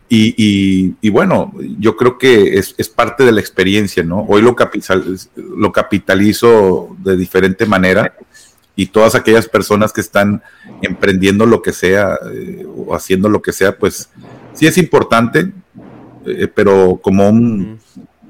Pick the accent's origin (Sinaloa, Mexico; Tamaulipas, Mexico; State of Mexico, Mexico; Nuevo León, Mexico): Nuevo León, Mexico; Monterrey; moved away as an adult; now in United States; regresar a Monterrey, a mi pueblo, a mi tierra